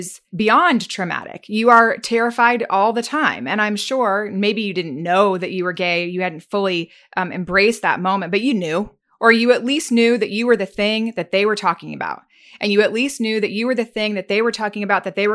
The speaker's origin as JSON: {"language": "English", "region": "the South", "country": "United States", "tie": "born or raised there", "said": "I grew up in the South too"}